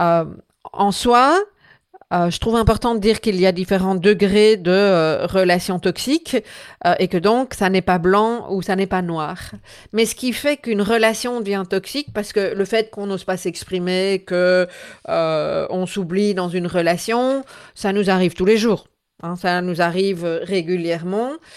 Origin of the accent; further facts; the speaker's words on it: Belgium; chez nous en Belgique